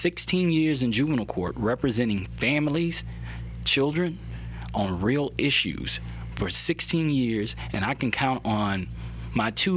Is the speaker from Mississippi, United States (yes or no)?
yes; Gulfport, Mississippi, United States; moved away as an adult; now in Baton Rouge, United States; grew up in Gulfport, Mississippi, but I didn't have my father there